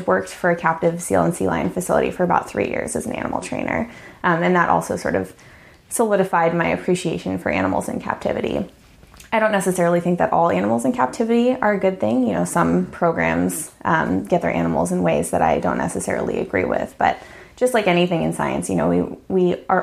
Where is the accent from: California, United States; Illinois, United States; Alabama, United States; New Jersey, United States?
California, United States; San Diego; moved away; also born or lived in Alaska; I grew up in San Diego, California.